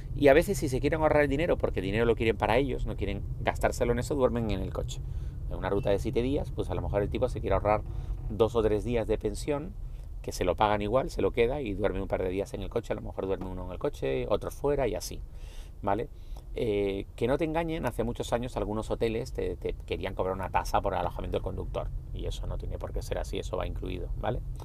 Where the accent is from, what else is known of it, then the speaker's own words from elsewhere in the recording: Spain; Nosotros somos españoles